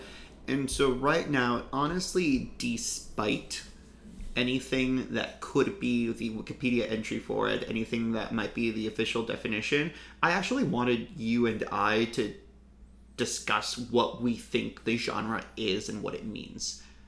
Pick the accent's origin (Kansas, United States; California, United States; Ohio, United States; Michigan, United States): Ohio, United States; Growing up in Ohio, this is what came out of it.